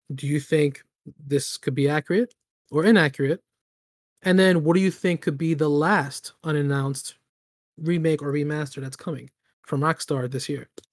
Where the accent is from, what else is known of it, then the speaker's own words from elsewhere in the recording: New York City, New York, United States; grew up in the Bronx